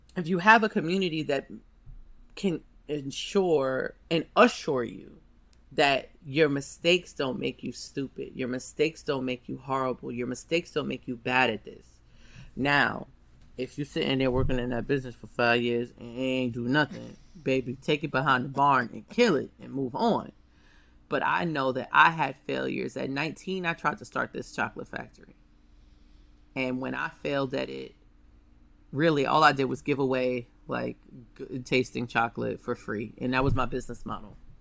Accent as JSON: {"language": "English", "town": "New York City", "region": "New York", "country": "United States", "said": "I'm from Harlem"}